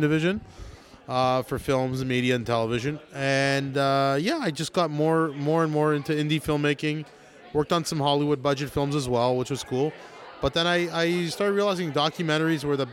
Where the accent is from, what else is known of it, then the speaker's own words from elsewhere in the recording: Thornhill, Ontario, Canada; I grew up actually in Thornhill, so I know Shane Kirschenblatt since I was in high school